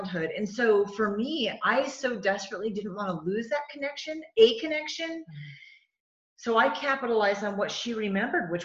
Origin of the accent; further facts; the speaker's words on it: New England, United States; I'm from New England